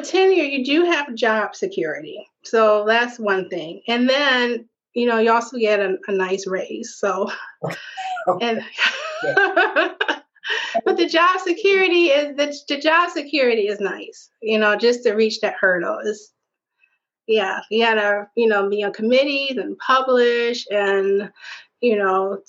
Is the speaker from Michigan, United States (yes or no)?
yes; Detroit, Michigan, United States; also born or lived in Southfield, Michigan; Born and raised in Detroit. We moved to Southfield when I was, maybe about 10, 11 or so